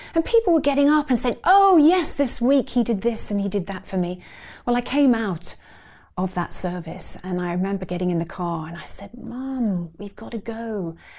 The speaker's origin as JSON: {"language": "English", "town": "Surbiton", "region": "London", "country": "United Kingdom", "tie": "born or raised there", "said": "I grew up in Surbiton in Surrey."}